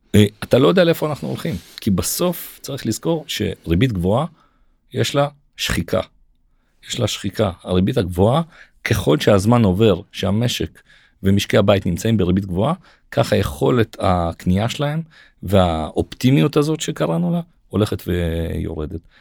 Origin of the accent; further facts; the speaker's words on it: Israel; אנחנו ישראלים